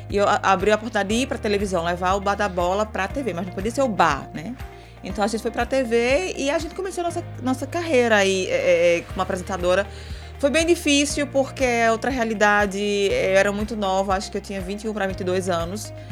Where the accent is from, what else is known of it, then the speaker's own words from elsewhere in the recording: Belo Jardim, Pernambuco, Brazil; eu sou do interior. É, é. sou de sou, eu sou do, de Belo Jardim ah. e, de uma tá, vi, e de tá. uma vila do lado de Belo Jardim chamada Chucuru.